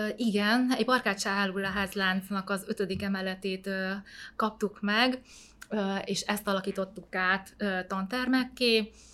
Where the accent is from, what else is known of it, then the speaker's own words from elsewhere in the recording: Hungary; also born or lived in Vietnam; Hosomi városban születtem, és két éves voltam, amikor ide költöztünk Magyarországra